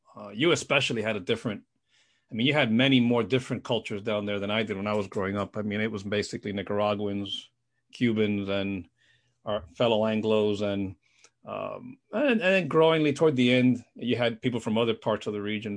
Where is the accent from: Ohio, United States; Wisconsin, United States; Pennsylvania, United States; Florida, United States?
Florida, United States; South; now in Washington, United States; We both grew up in South Florida